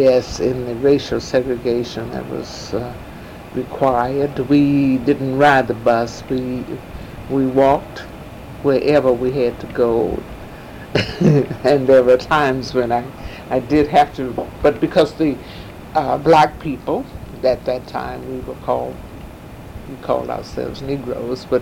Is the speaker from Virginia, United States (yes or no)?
yes; Danville, Virginia, United States; now in St. Louis, United States; I was born in Danville, Virginia